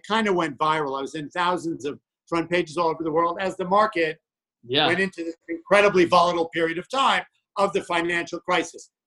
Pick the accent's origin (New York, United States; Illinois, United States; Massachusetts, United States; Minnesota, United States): New York, United States; I grew up in New York